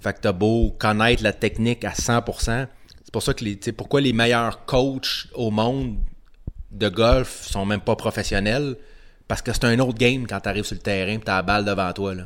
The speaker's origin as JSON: {"language": "French", "region": "Quebec", "country": "Canada", "said": "je suis québécois"}